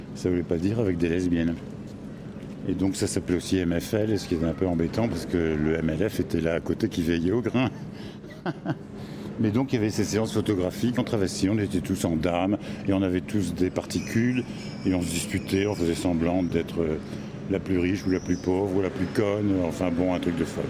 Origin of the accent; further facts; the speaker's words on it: Tourcoing, Hauts-de-France, France; moved away as an adult; also born or lived in Lille / Aix-en-Provence / Montpellier; Je viens de Tourcoing